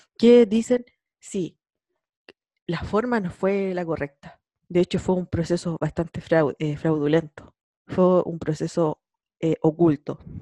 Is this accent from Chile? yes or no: yes; San Javier, Maule, Chile; now in Concepción, Chile; yo soy de San Javier y yo vivo en Conce